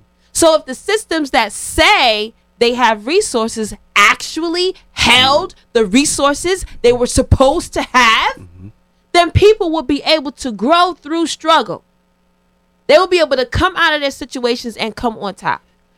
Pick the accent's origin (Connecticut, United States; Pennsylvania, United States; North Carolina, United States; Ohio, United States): Connecticut, United States; I remember when I got to Georgia. I'm coming from Connecticut.